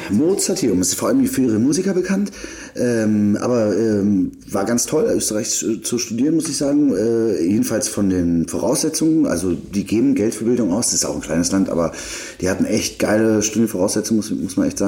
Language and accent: German; Berlin, Germany; moved away as an adult; now in Salzburg, Austria; Und so bin ich nach Salzburg gekommen. Äh, es war erstmal krass als Berliner. Äh, war es ein krasser Kulturschock